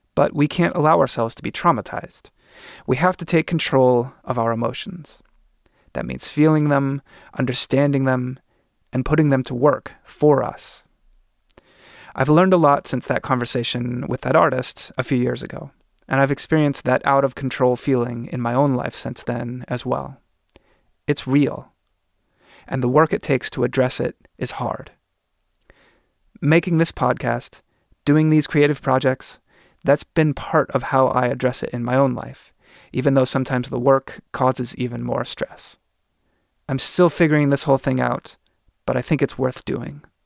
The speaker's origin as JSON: {"language": "English", "region": "Oregon", "country": "United States", "tie": "born or raised there", "said": "In my home state of Oregon"}